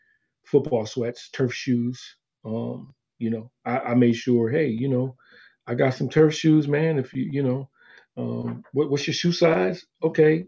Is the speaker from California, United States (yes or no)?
yes; California, United States; we're from California